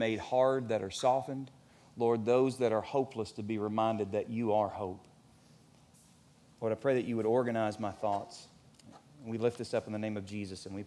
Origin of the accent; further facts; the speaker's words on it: Elizabethtown, Kentucky, United States; When I grew up here in Elizabethtown